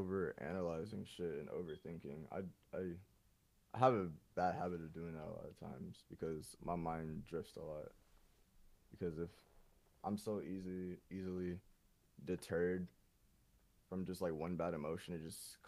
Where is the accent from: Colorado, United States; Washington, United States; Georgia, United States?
Georgia, United States; Atlanta; growing up in Atlanta, it taught me a lot.